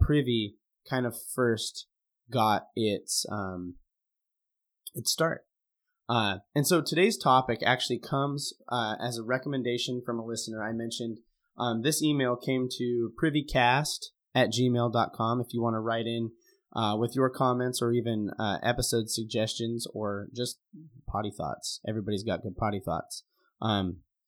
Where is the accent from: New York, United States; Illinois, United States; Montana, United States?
Montana, United States; now in Oregon, United States; I grew up in Montana. Now I live in Oregon